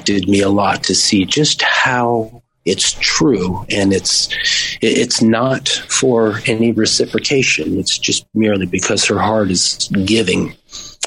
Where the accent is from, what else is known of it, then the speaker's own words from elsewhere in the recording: Las Vegas, Nevada, United States; also born or lived in Maui; we grew up in Las Vegas outside of town